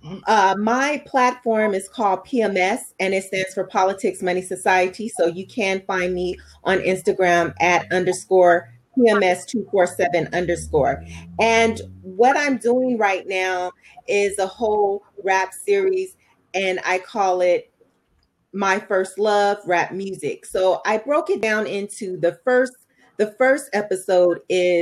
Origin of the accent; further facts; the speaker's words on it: Los Angeles, California, United States; now in Perris, United States; I'm a native of Southern California. To be more exact, I'm from South Central